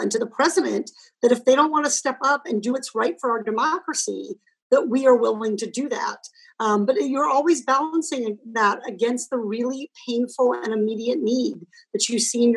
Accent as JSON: {"language": "English", "region": "California", "country": "United States", "said": "as a Californian"}